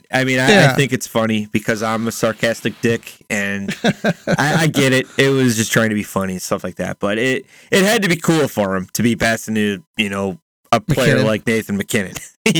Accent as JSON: {"language": "English", "country": "United States", "said": "being an American."}